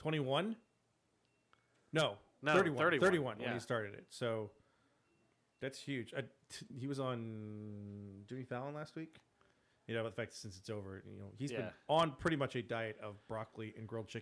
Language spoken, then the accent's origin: English; Ireland; with that bad Irish accent. I'm Irish.